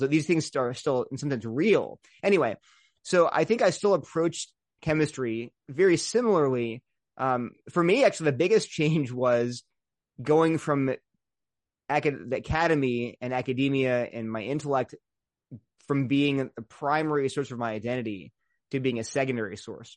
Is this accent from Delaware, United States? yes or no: yes; Delaware, United States; moved away; also born or lived in Princeton / Berkeley; I grew up in Delaware, very loving, wonderful parents and family